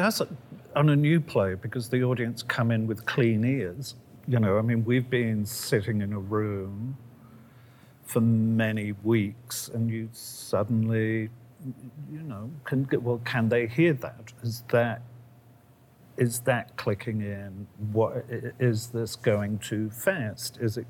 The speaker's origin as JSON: {"language": "English", "region": "England", "country": "United Kingdom", "moved": "yes", "said": "I worked for a long while in England in my former existence as an English person"}